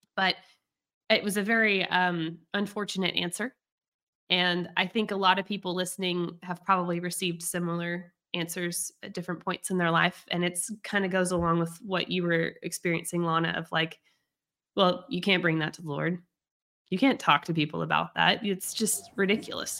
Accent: United States; I'm American

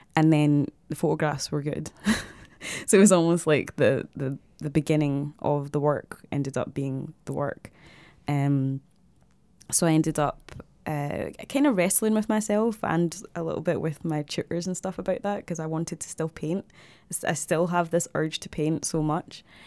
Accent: Glasgow, Scotland, United Kingdom; also born or lived in Zimbabwe / Dundee; I grew up in Glasgow

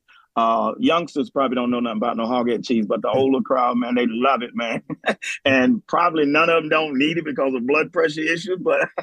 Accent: New Orleans, Louisiana, United States; moved away as an adult; now in Kent, United States; we was growing up in New Orleans

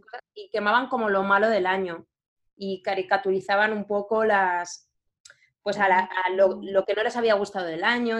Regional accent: Valencia, Valencian Community, Spain; moved away as an adult; also born or lived in Turin; now in Madrid, Spain; Pues nací en, Valencia, eh, que es una ciudad, mm, así para decir, bueno, es, grandecilla de, España

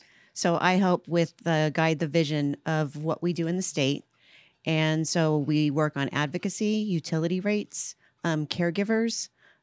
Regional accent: Ventura, California, United States; moved away; also born or lived in Paso Robles, California; No, I was born and raised in California, Central California. So I was born in Ventura, and now I call home Paso Robles, California, Central California.

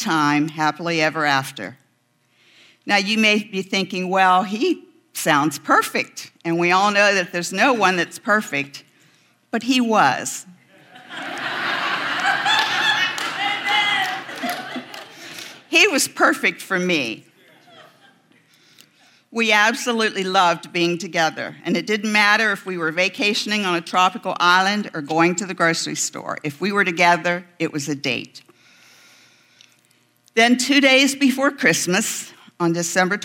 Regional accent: West Virginia, United States; moved away; I'm a mountain girl. I'm from West Virginia.

